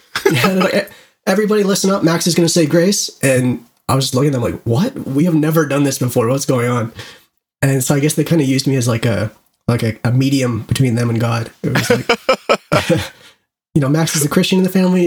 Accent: Canada; being Canadian

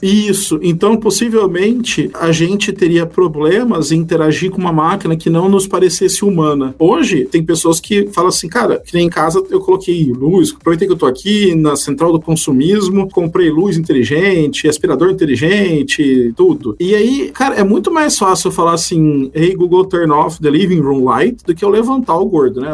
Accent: Brazil; moved away; A gente é brasileiro

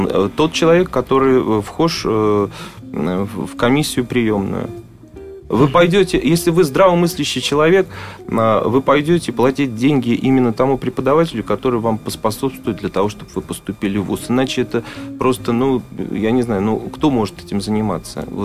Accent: Moscow, Russia; born there; Вот я родился в Москве. Но мне кажется, вот э, москвичей сейчас уже так мало остается э, коренных

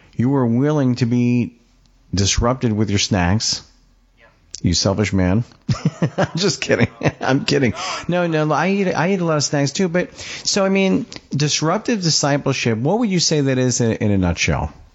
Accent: Long Island, New York, United States; I'm from Long Island

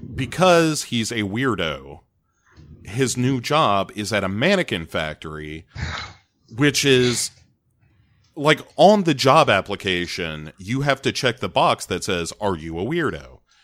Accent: United States; I am American

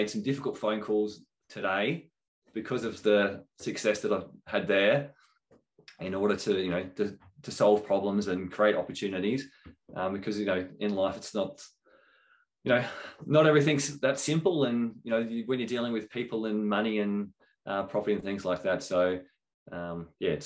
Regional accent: Adelaide, South Australia, Australia; moved away; I was originally from Adelaide

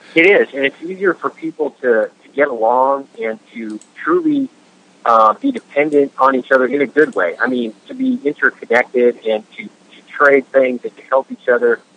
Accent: Washington, United States; Washington State, my home state

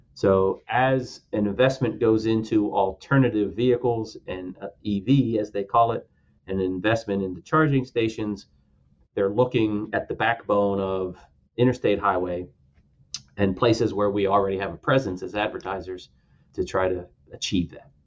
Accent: Pennsylvania, United States; my home state of Pennsylvania

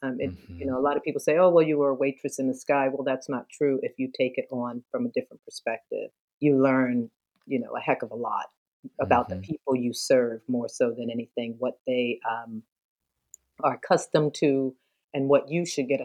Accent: Philadelphia, Pennsylvania, United States; moved away as an adult; also born or lived in New York City, New York / Houston, Texas; now in Naples, United States; I'm from Philadelphia. I grew up there, born and raised, went to high school.

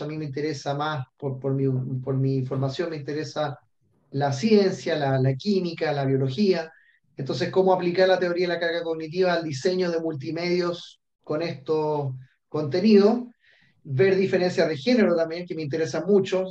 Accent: Chile; moved away as an adult; also born or lived in Australia; yo soy chileno

